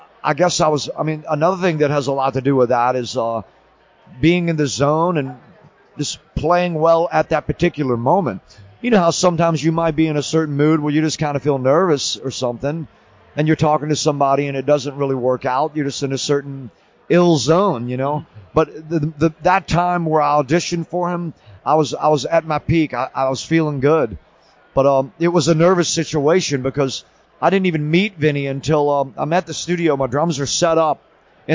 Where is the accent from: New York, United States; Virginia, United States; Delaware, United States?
Virginia, United States; I grew up in Virginia and I hung out when I was young around a lot of bikers and stuff